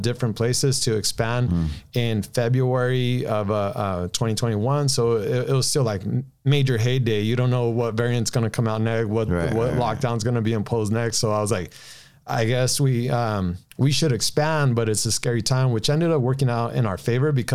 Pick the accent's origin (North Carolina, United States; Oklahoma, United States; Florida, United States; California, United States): California, United States; Downey; I grew up in, Downey for the most part